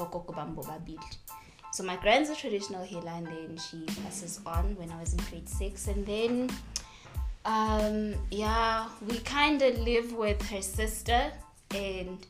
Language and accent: English; Estcourt, KwaZulu-Natal, South Africa; moved away; Escort, my hometown